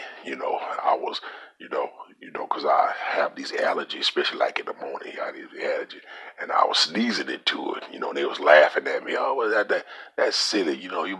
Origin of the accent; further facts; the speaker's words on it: Louisiana, United States; I'm from Louisiana